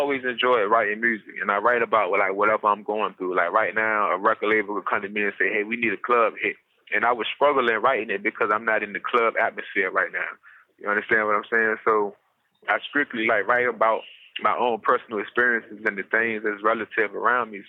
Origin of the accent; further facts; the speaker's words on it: Portsmouth, Virginia, United States; I'm from the Tidewater area of Virginia, down there in Portsmouth. That's where I'm from, born and raised